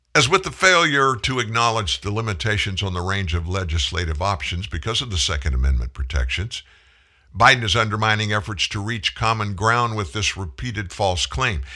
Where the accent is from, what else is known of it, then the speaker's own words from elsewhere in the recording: South Louisiana, United States; I'm from South Louisiana. I grew up with a gun in my hand